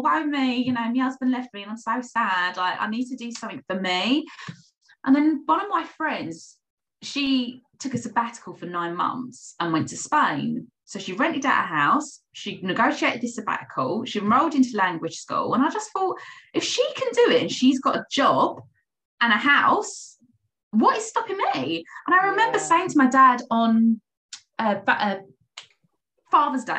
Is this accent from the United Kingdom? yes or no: yes; United Kingdom; being a Brit